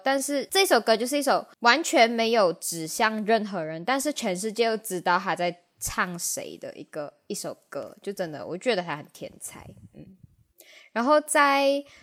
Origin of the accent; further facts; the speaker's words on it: Malaysia; 我们马来西亚人